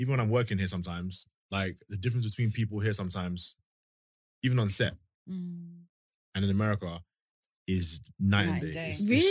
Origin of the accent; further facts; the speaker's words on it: London, United Kingdom; moved away as an adult; There was bare people that didn't know I was from London